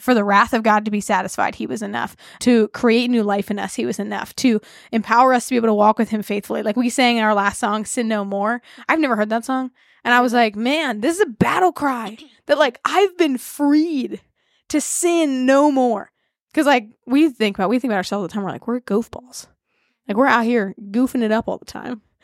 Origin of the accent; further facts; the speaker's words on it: United States; as an American, have to recognize that a lot of my formation is due to America